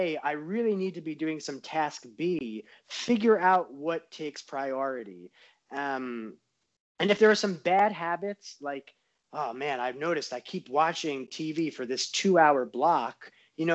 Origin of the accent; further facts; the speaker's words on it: New York, United States; now in Southern California, United States; I'm from New York, so it's like you never pump on the brakes. So it's that New Yorker is still in me, even out in Southern California